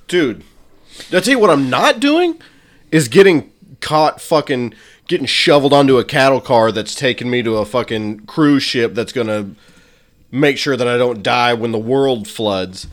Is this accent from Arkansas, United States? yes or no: yes; Arkansas, United States; I was from Arkansas, and I was super white trash